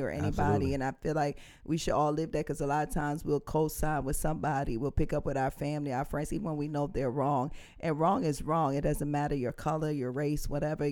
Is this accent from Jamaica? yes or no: yes; Jamaica; I'm from Jamaica